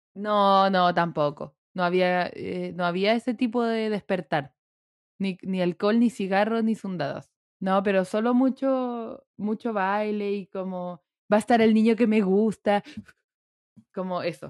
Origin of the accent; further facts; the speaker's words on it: Puerto Varas, Los Lagos, Chile; now in Santiago, Chile; mi adolescencia estaba en Puerto Varas